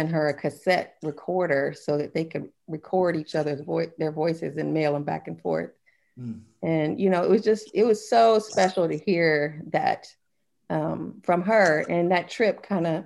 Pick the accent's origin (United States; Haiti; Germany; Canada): Germany; born there; And I was born in Germany, so my grandmother wasn't able to see me as a young child.